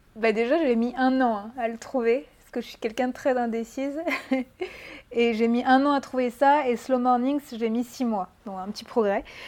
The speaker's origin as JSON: {"language": "French", "region": "Brittany", "country": "France", "also_born_or_lived": "Paris", "moved": "as an adult", "said": "je viens de Bretagne"}